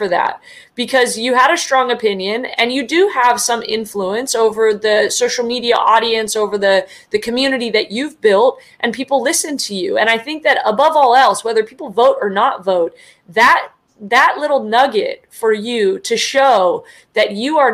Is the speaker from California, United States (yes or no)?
yes; the Bay Area, California, United States; also born or lived in San Diego; I am a registered Democrat. That's just because I grew up in the Bay Area.